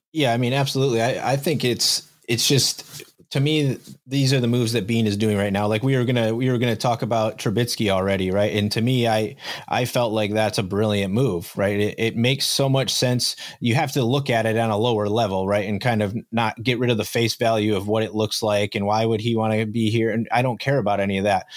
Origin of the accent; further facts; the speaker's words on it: Fillmore, United States; I grew up in Fillmore